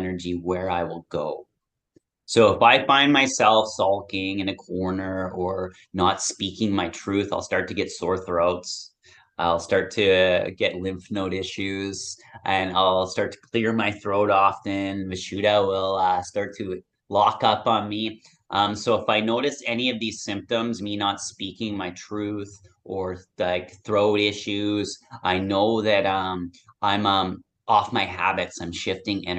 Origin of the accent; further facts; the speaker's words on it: Nanaimo, British Columbia, Canada; my hometown here of Nanaimo